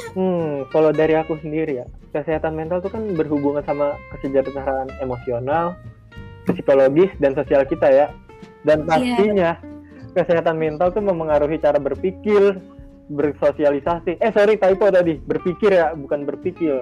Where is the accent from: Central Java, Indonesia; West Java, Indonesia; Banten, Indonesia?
Banten, Indonesia; South Tangerang; aku sendiri dari kota Tangerang Selatan